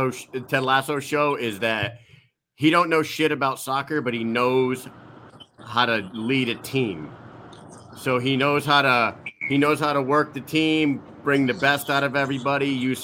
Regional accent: Connecticut, United States; when I tell people that I'm from Connecticut, they just said, oh, you're in New England.

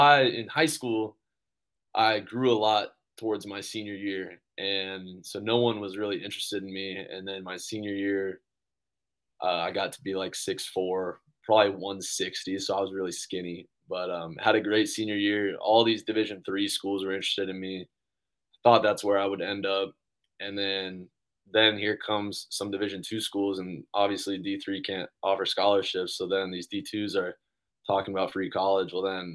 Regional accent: Brentwood, Tennessee, United States; moved away; where I was from in Williamson County in Tennessee, it's we're right outside of Nashville

